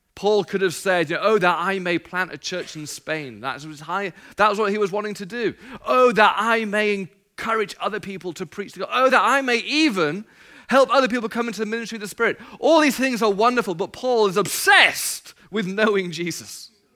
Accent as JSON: {"language": "English", "region": "England", "country": "United Kingdom", "moved": "yes", "lives_now": "United States", "said": "I'm not from America. My wife's Australian. I'm from England"}